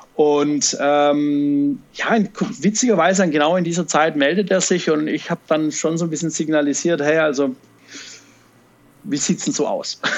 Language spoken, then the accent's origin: German; Stuttgart, Baden-Württemberg, Germany; accent: Swabian; fühle ich mich ein bisschen auch als Stuttgarter